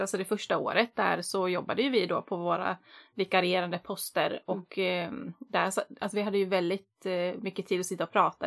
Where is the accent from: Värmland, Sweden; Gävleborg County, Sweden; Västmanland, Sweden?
Västmanland, Sweden; Västerås; moved away as an adult; now in Gothenburg, Sweden; Uppvuxen på landet fast jag är född och uppvuxen i Västerås då och i orten utanför